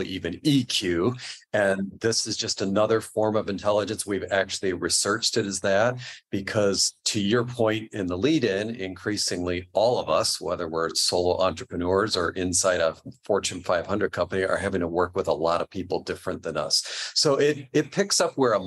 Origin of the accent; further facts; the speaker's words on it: New York, United States; also born or lived in Midwest; now in California, United States; I grew up in New York